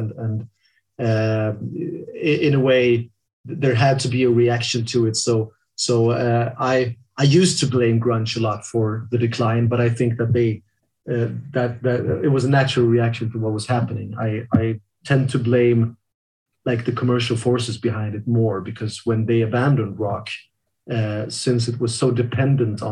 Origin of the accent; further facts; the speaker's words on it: Sweden; growing up in Sweden